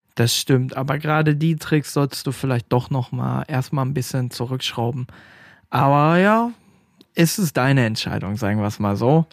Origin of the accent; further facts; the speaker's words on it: Stadtlohn, North Rhine-Westphalia, Germany; bei uns in Stadtlohn